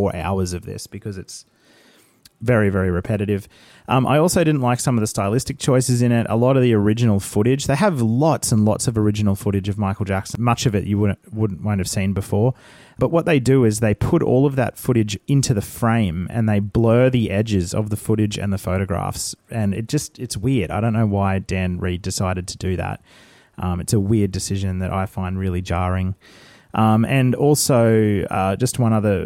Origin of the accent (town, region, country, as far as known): Brisbane, Queensland, Australia; born or raised there